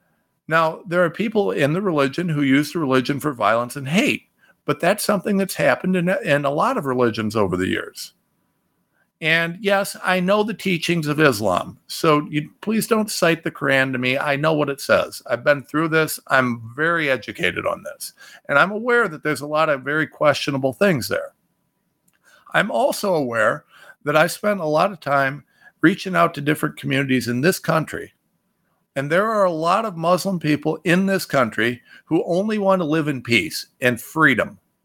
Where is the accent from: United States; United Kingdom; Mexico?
United States